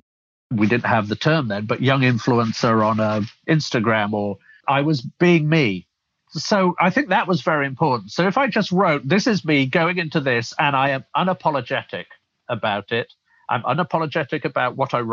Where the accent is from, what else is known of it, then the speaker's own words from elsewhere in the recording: Rotherham, Yorkshire and the Humber, United Kingdom; moved away as an adult; also born or lived in London; now in United States; originally, as you can probably tell from my accent, I'm from the UK, originally brought up in the north of England in Sheffield, in fact, a town called Rotherham, outside of Sheffield